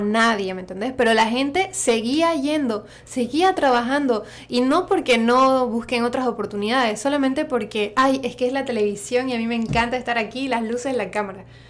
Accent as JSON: {"language": "Spanish", "town": "Santa Cruz de la Sierra", "region": "Santa Cruz", "country": "Bolivia", "accent": "Santa Cruz; partly Argentine", "moved": "as an adult", "lives_now": "San Francisco Bay Area, United States", "said": "El acento de Santa Cruz, yo soy de Santa Cruz de la Sierra, porque igual en Bolivia tenemos muchos acentos y maneras de hablar."}